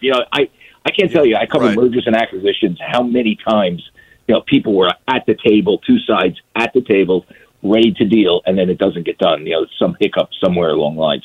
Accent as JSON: {"language": "English", "region": "New York area", "country": "United States", "tie": "born or raised there", "said": "I grew up in New York area."}